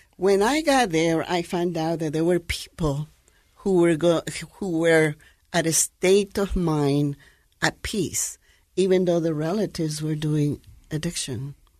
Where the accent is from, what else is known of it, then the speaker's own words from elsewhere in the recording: Guatemala; moved away as an adult; now in United States; born in Guatemala, in Central America